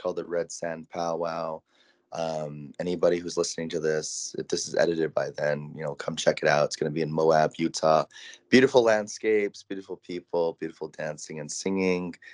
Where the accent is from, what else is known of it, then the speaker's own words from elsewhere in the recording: Tsuut'ina Nation, Alberta, Canada; I'm originally from Tsuut'ina Nation, Alberta, Canada